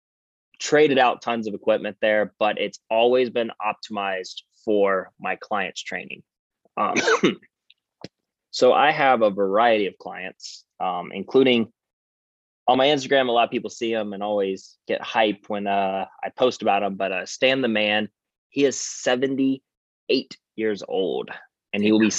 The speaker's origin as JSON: {"language": "English", "town": "Savannah", "region": "Georgia", "country": "United States", "tie": "born or raised there", "also_born_or_lived": "Atlanta, Georgia", "said": "Born and raised in Savannah, Georgia."}